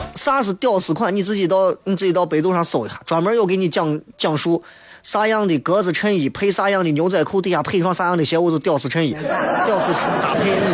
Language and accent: Chinese; Xi'an, Shaanxi, China; accent: Xi'an dialect; 我在坚持不懈地想要通过我的，我自己的渠道去推广，扬弃的西安话或者是陕西方言